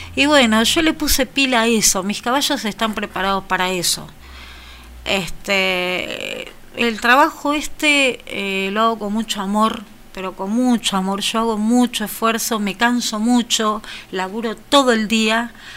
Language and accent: Spanish; General Villegas, Buenos Aires Province, Argentina; me cuesta mucho irme de mi pueblo